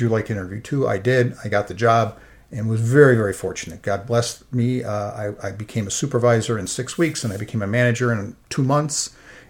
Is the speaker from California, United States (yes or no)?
no; Chicago, Illinois, United States; I grew up in Chicago, a Catholic.